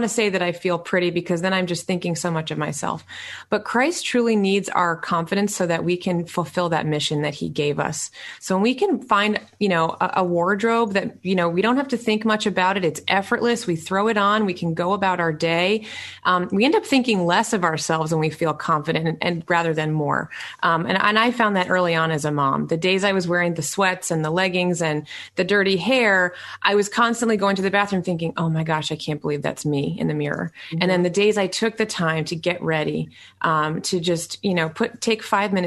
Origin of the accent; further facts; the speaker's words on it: New York City, New York, United States; I was born in New York City